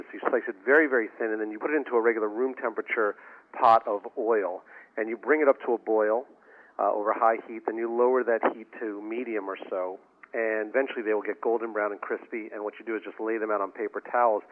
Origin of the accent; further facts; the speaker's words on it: New York City, New York, United States; now in Boston, United States; I grew up in Brooklyn, New York